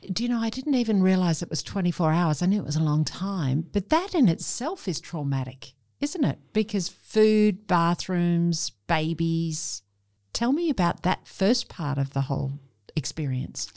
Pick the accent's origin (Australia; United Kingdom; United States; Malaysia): Australia; Sydney, New South Wales; Sydney, Australia.